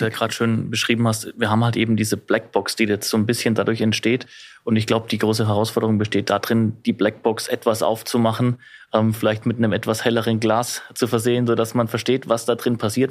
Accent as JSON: {"language": "German", "country": "Germany", "said": "im Land bei uns in Deutschland"}